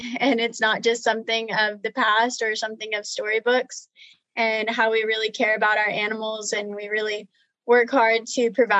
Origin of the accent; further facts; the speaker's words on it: Texas, United States; also born or lived in Oklahoma / New Mexico / Arkansas; So I grew up on ranches and feed yards throughout Texas, Oklahoma, New Mexico, and Arkansas.